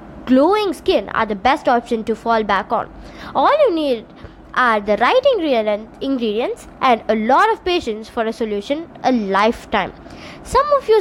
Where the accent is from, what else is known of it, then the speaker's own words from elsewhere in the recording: India; also born or lived in Tamil Nadu; I'm from India